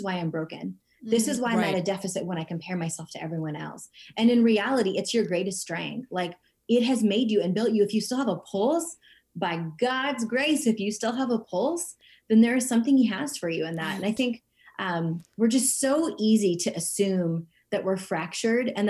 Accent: United States; also born or lived in India; I was adopted just shy of my second birthday to the States, and I grew up in an all white community

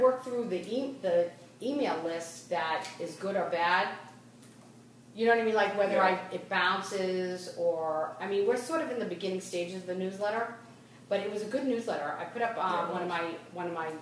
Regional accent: Boston, Massachusetts, United States; accent: Boston; moved away

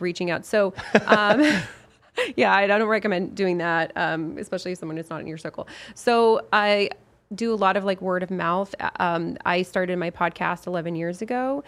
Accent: Lafayette, Colorado, United States; from my hometown, Lafayette, Colorado

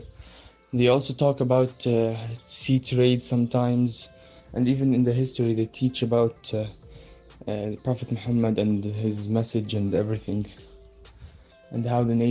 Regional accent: Jordan; now in Saudi Arabia; I'm from Jordan, living in Saudi Arabia

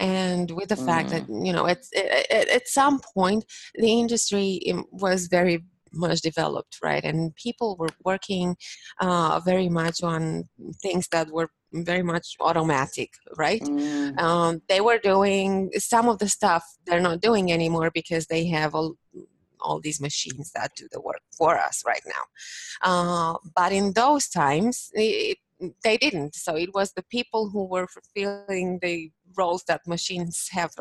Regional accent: Bucharest, Romania; moved away as an adult; now in Toronto, Canada; I'm originally from Bucharest, Romania. Bucharest being the capital. So, yeah, and I came to Canada this year in March.

